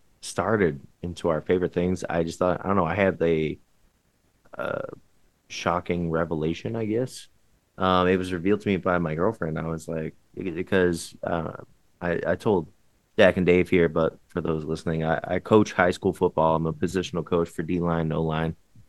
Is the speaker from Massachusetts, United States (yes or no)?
yes; Massachusetts, United States; Massachusetts has one thing going for it, similar to Texas. So we Thanksgiving Day game is kind of a huge thing for my hometown, for the town that I played high school in.